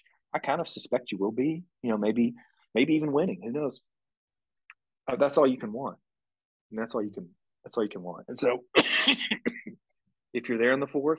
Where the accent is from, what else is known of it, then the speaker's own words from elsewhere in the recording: Tennessee, United States; I grew up in Tennessee. My dad's from Muscle Shoals, and we grew up Bama fans